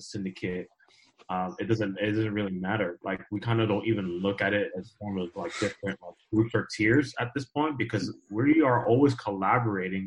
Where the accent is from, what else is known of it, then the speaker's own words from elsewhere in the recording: Southern California, United States; So I'm from Southern California. I grew up here all my life. I'm in the Inland Empire area, which is about 40 minutes away from